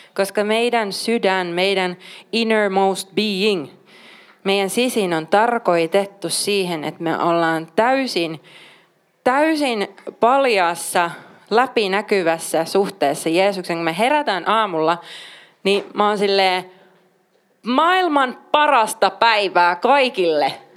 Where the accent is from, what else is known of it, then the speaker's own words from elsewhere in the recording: Oulu, North Ostrobothnia, Finland; mä oon paljasjalkainen oululainen